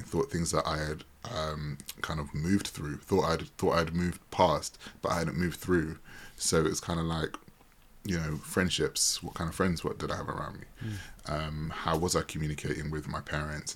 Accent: United Kingdom; as a British person

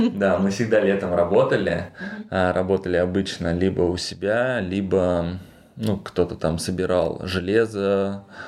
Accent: Krasnogorskoye, Altai Krai, Russia; moved away; родился в деревне, село Красногорское Алтайского края, где население 4000 человек

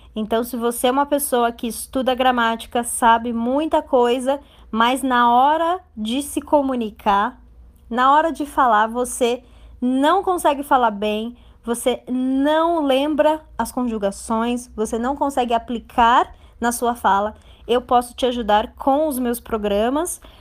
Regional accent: Brazil; Eu tenho certeza que eu sou brasileira, é um fato, e eu amo o Brasil, é uma verdade

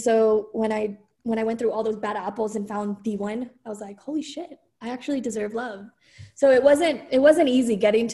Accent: California, United States; moved away as an adult; also born or lived in Dallas, Texas; now in Austin, United States; I was from California

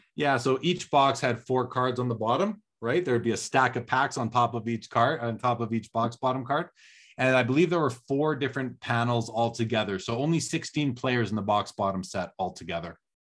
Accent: Canada; as a kid growing up in Canada in the eighties

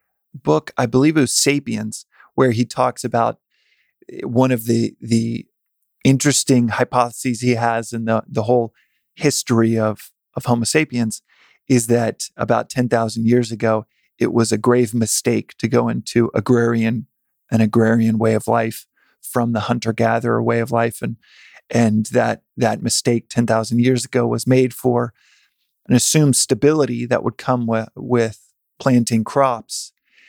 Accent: Texas, United States; Growing up in Texas

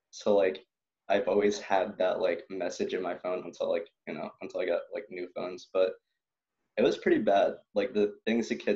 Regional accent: Philippines; oh, I'm not any of those. I'm Filipino.

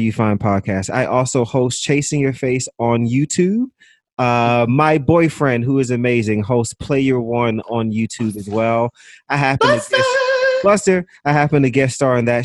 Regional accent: New York City, New York, United States; I'm from Brooklyn

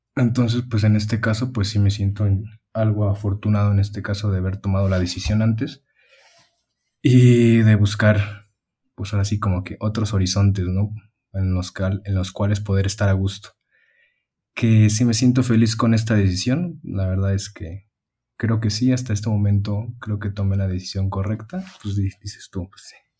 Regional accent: Mexico; also born or lived in Mexico City; llegas aquí a, al lugar donde creciste y demás, con tu familia

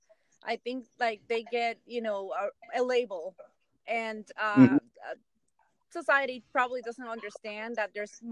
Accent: Guaynabo, Puerto Rico; I am from Guaynabo, Puerto Rico.

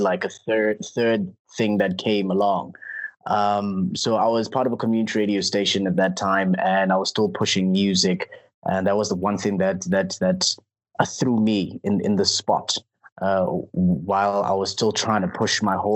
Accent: Klerksdorp, North West, South Africa; I'm from Clarksdorp

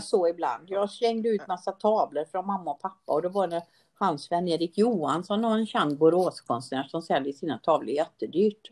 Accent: Sweden; jag är född i Sverige

